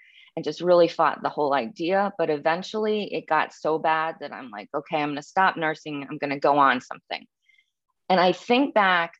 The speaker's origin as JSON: {"language": "English", "region": "Massachusetts", "country": "United States", "tie": "born or raised there", "said": "I grew up in New England in Massachusetts"}